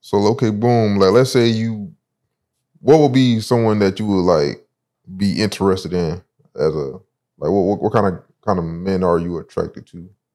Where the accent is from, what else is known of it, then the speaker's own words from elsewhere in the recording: Sumter, South Carolina, United States; also born or lived in Broward County, Florida; now in South Florida, United States; I grew up in South Carolina